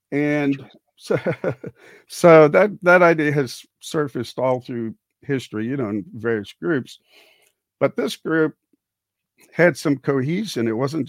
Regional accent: Houston, Texas, United States; Well, I grew up in the Houston area and became a teacher, lit teacher and social studies

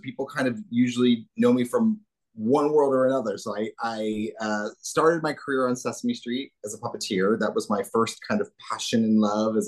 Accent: New Jersey, United States; I grew up I was born in New Jersey

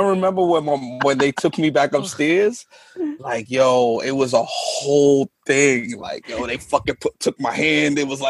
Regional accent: New York City, New York, United States; I grew up on White Plains Road, 217th, like Wakefield section of the Bronx.

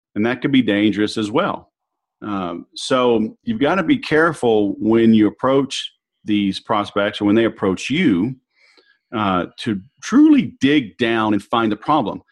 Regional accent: the South, United States; now in Southern California, United States; I'm from the South

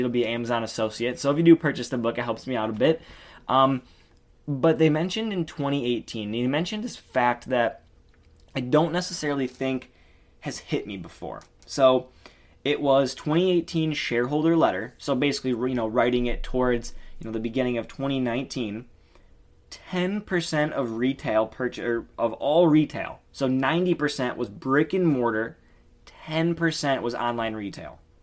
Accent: Detroit, Michigan, United States; I'm from Michigan in the Detroit area

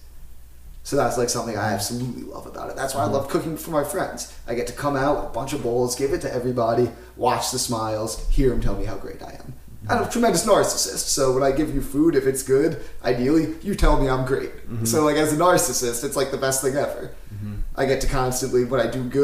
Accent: Philadelphia, Pennsylvania, United States; also born or lived in Florida; I grew up in the Main Line in Philadelphia

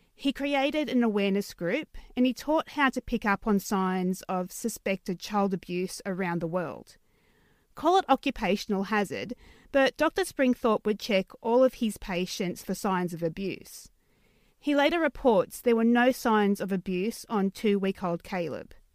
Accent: Newcastle, New South Wales, Australia; my hometown of Newcastle

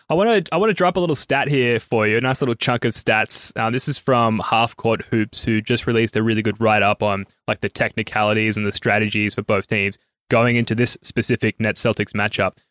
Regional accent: Australia; As an Australian

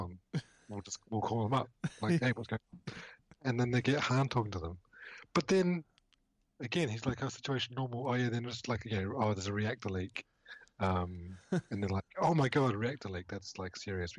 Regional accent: New Zealand; moved away; I'm from New Zealand originally, and growing up in the 80s in New Zealand

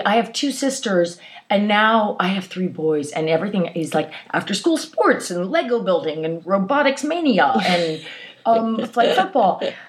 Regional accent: Baltimore, Maryland, United States; I grew up in Baltimore, and in a lovely part just outside of Baltimore. And it was filled with gardens. And everybody was had beautiful little houses and plots of land.

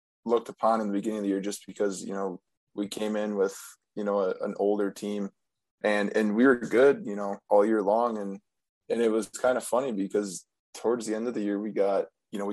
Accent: Valders, Wisconsin, United States; born or raised there

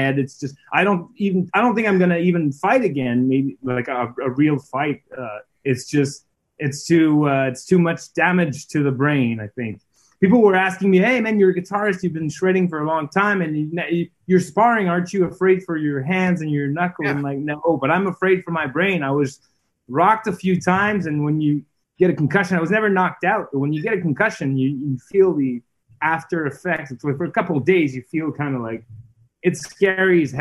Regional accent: Montreal, Quebec, Canada; accent: Montreal English; first language French; English is a second language; I'm French. My first language is French, but obviously I'm in Montreal

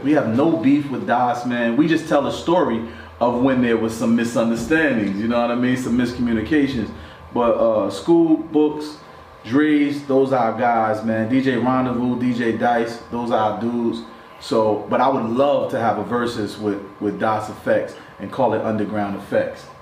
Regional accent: West Ward, New Jersey, United States; We grew up in the West Ward together.

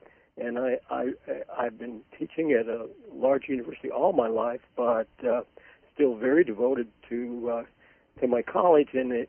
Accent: London, United Kingdom; born there; I was born in London, England.

